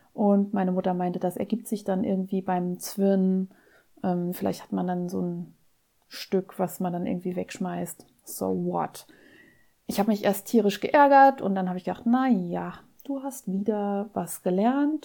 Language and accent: German; Saarland, Germany; Bei uns im Saarland heißen die Dinger noch Waschlappe